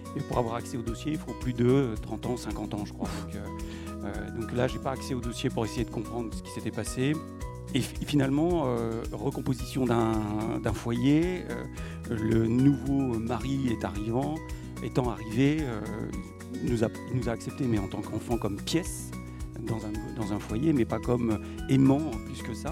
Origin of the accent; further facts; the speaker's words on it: Dreux, Centre-Val de Loire, France; now in Eure, France; je suis né à Dreux et j'ai euh, fait mon école maternelle à saint lubin des longerets Donc, je suis un …